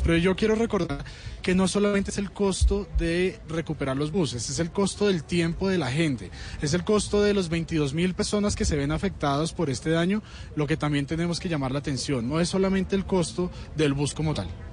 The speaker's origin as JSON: {"language": "Spanish", "region": "Bogotá", "country": "Colombia", "said": "como bogotanos"}